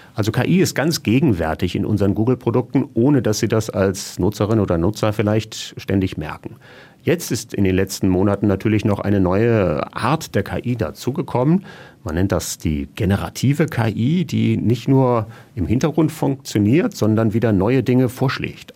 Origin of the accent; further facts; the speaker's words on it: Germany; als Deutscher